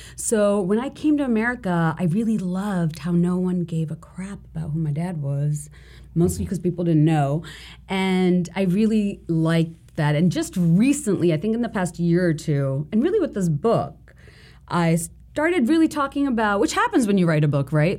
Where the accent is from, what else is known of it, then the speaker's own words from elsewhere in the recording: Bangladesh; moved away; growing up in Bangladesh and going to the school that I did